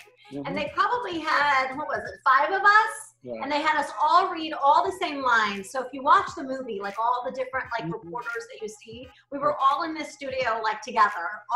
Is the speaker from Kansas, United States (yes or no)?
yes; Lawrence, Kansas, United States; moved away as an adult; also born or lived in Cleveland, Ohio / Los Angeles; my hometown of Lawrence, Kansas